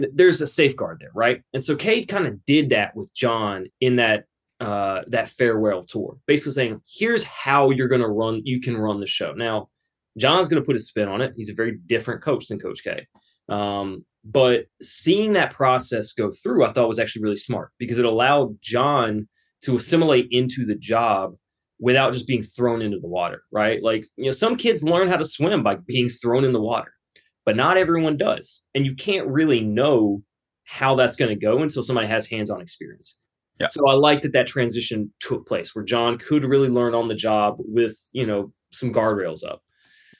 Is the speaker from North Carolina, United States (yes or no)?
yes; North Carolina, United States; as a kid growing up in North Carolina